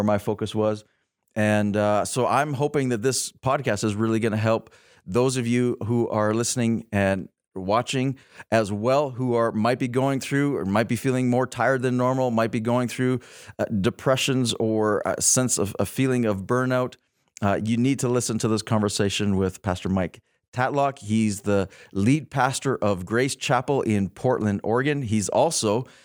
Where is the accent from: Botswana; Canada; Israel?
Canada; Lethbridge, Alberta; I'm from Lethbridge